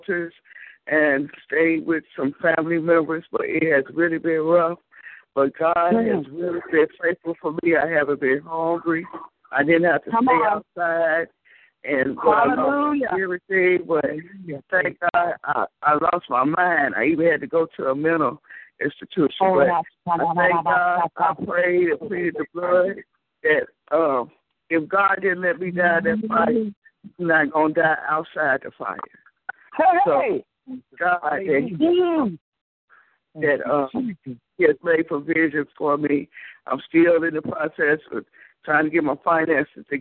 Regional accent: Chicago, Illinois, United States; now in Alabama, United States; I'm from Chicago, but I live in Alabama.

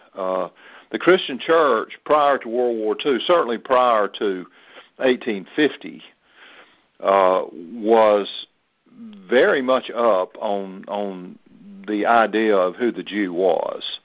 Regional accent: the South, Southern United States, United States; as a Southerner

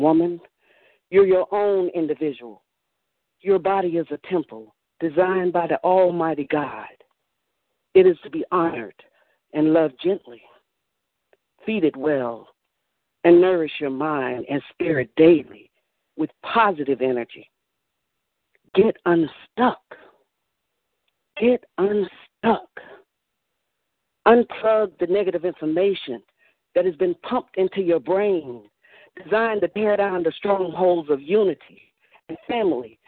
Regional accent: Atlanta, Georgia, United States; I'm from the South Metro area of Atlanta, area called Bridge.

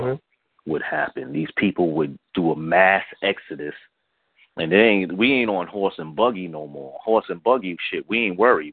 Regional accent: New York City, New York, United States; I grew up in the South Bronx.

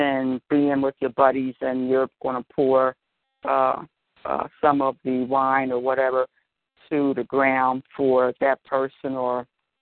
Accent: Philadelphia, Pennsylvania, United States; now in Delaware, United States; Born and raised in Philly, now I live in Delaware

